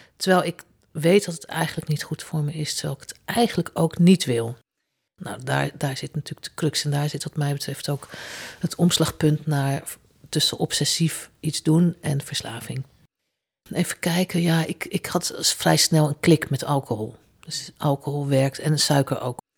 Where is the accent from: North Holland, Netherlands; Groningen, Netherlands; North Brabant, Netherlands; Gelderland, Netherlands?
Gelderland, Netherlands; Zutphen; Als kind wonen wij in Zutphen naast de bibliotheek